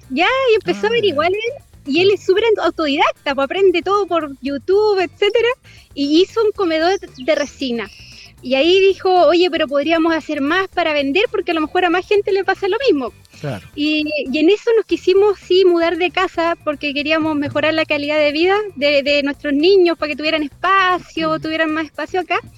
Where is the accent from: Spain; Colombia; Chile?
Chile; Concepción, Biobío; moved away as an adult; now in Chillán, Chile; yo soy penquista, sí. Ah, llevo, llevo un año y medio acá en Ñuble.